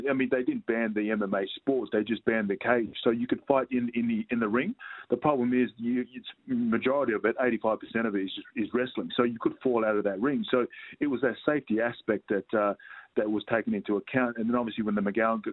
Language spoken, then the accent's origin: English; Australia